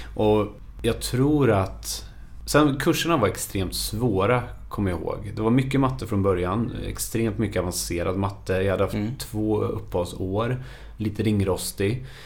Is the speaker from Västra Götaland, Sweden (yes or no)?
yes; Skövde, Västra Götaland, Sweden; jag är född och uppvuxen i Skövde